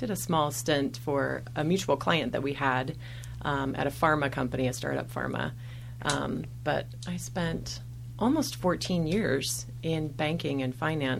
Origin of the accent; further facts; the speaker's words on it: Toutle, Washington, United States; moved away as an adult; also born or lived in Longview, Washington / Portland, Oregon; I grew up in Washington State in a tiny little town called Tootle, T-O-U-T-L-E.